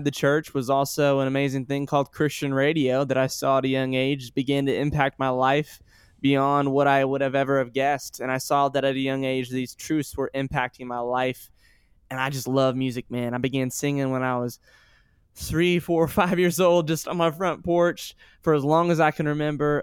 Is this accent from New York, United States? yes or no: no; Sioux Falls, South Dakota, United States; also born or lived in Joplin, Missouri; I was born in Joplin, Missouri, and I lived there till I was nine years old, and then I moved to Sioux Falls, South Dakota.